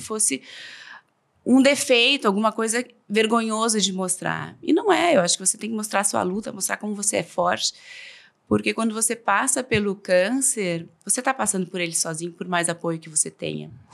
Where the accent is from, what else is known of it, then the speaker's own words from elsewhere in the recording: Novo Hamburgo, Rio Grande do Sul, Brazil; also born or lived in São Paulo / Buenos Aires; now in Porto Alegre, Brazil; Depois voltei para cá, sou de Novo Hamburgo.